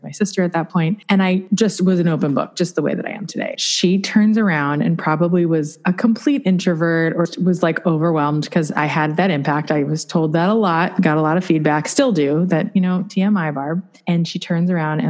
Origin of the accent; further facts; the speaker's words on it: Long Island, New York, United States; I was born on Long Island, New York